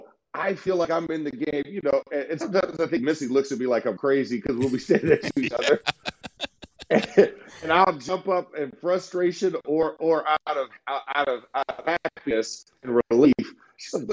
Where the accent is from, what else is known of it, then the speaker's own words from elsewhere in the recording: Orlando, Florida, United States; I'm from Orlando, Florida